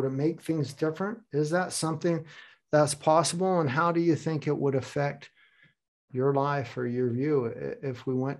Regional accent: United States; now in Hamburg, Germany; So I also have ties to Germany. I have a fond heart for Germany, but I am American.

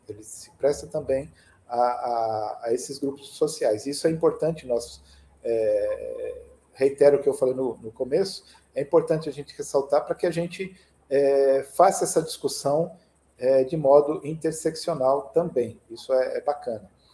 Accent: São Caetano do Sul, São Paulo, Brazil; now in São Paulo, Brazil; na minha cidade natal, São Caetano do Sul

